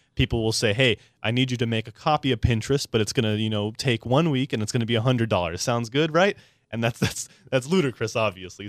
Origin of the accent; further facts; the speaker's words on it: San Diego, California, United States; I'm a born and raised native, uh, to San Diego, very proud